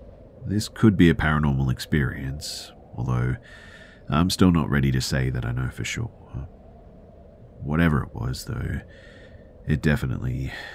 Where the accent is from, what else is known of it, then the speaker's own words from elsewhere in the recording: California, United States; So I grew up in Orange County, CA, but there were some real wild areas around us, believe it or not.